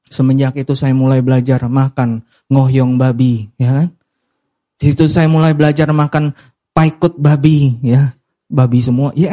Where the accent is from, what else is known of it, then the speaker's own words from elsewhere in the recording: Medan, North Sumatra, Indonesia; karena kita dari Chinese ya, Chinese Medan ya, selalu ada minimal dua jenis babi.